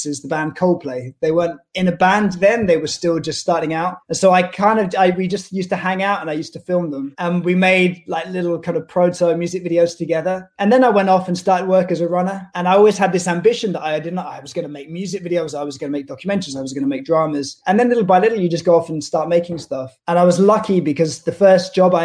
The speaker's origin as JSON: {"language": "English", "town": "Oxford", "region": "South East England", "country": "United Kingdom", "tie": "born or raised there", "said": "I grew up in Oxford in England, and it's quite a small, quite a sleepy town."}